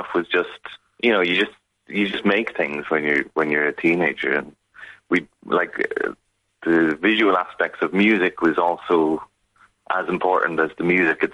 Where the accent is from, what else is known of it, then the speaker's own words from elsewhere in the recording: Kilkenny, Leinster, Ireland; moved away as an adult; also born or lived in Chicago / Cork; now in Glasgow, United Kingdom; growing up in Kilkenny at the time in the 90s